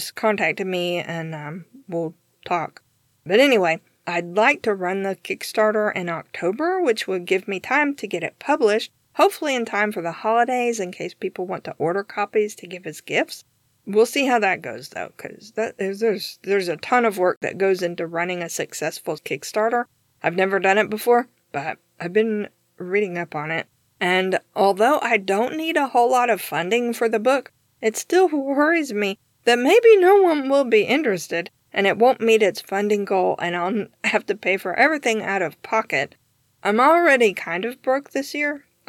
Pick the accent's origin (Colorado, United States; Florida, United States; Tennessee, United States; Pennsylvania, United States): Tennessee, United States; also born or lived in Georgia, United States; Yes, I am Southern, although I don't have much of an accent. I was born in Georgia, and I grew up in East Tennessee, where I live now.